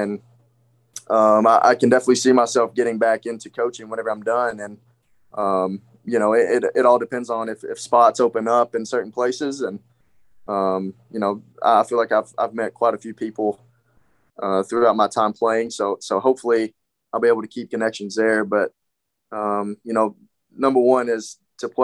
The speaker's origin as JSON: {"language": "English", "region": "West Tennessee", "country": "United States", "tie": "born or raised there", "moved": "yes", "said": "West Tennessee, you know, my hometown"}